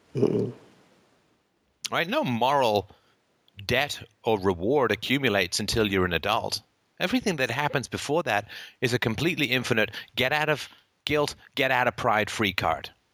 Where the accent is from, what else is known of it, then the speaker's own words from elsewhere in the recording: Ireland; I happen to be born in Ireland.